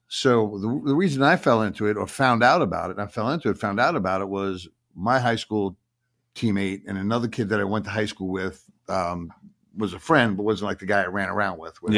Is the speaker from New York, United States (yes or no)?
yes; Long Island, New York, United States; I'm from Long Island.